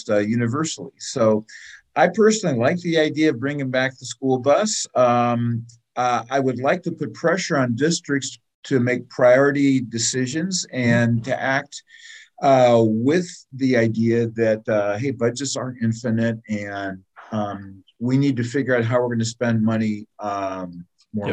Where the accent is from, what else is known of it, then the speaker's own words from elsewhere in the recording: California, United States; I grew up in California